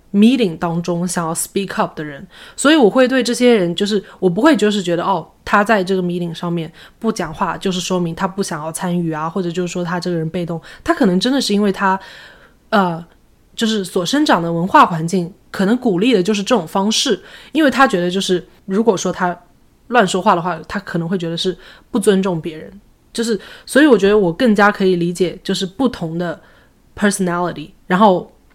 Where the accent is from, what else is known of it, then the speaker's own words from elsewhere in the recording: China; moved away as an adult; now in United States; 我小的时候在中国，就是是在广东